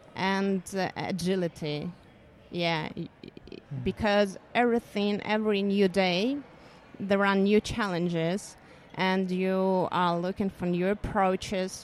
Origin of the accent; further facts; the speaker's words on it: Ukraine; I'm from Ukraine